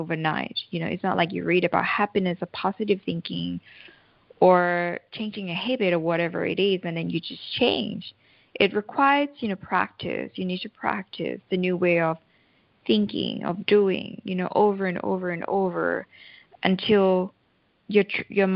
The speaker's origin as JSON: {"language": "English", "country": "Thailand", "said": "I'm originally from Thailand"}